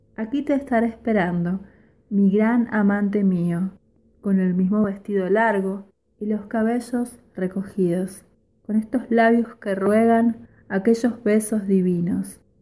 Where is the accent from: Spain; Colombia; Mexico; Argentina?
Argentina; Rosario, Santa Fe; soy de Rosario